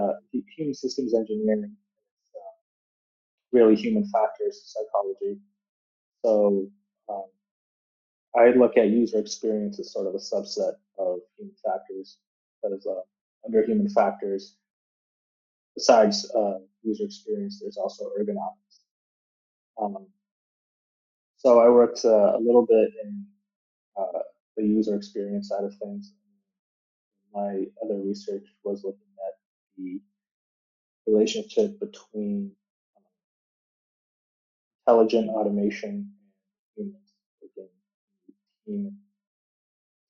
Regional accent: Canton, Ohio, United States; moved away as an adult; also born or lived in Arizona; I grew up in the Canton area, did all my schooling

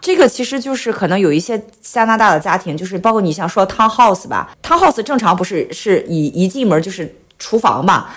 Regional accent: China; 和我们中国人的这个分区概念不一样

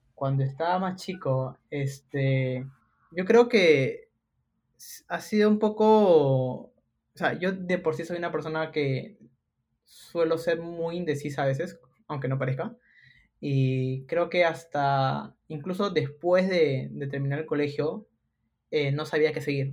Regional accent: Lima, Peru; soy limeño de nacimiento

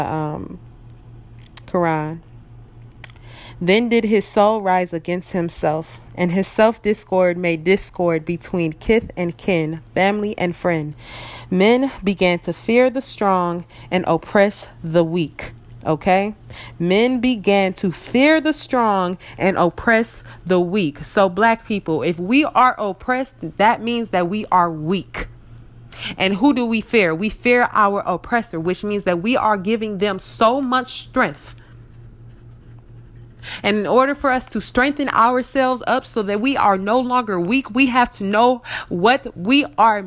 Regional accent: United States; we are African American, a seed from Africa planted in America

